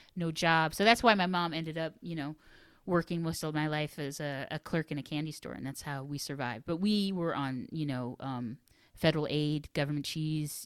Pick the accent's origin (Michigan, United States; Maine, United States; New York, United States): New York, United States; Finger Lakes; also born or lived in Washington, D.C.; a very kind of bucolic upbringing in the Finger Lakes